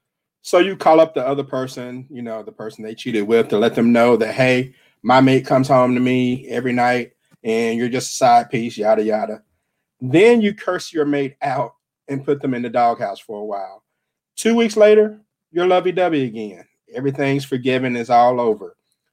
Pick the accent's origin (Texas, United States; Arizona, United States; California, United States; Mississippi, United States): Mississippi, United States; Jackson; From the 601 area code, my hometown of Jackson, Mississippi